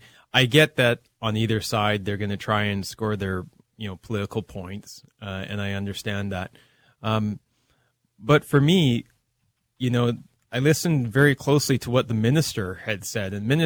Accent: British Columbia, Canada; I'm actually from the other part of the country. I'm from British Columbia.

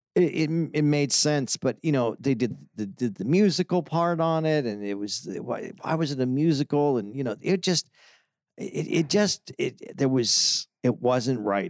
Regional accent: Tucson, Arizona, United States; I was growing up in Tucson, Arizona

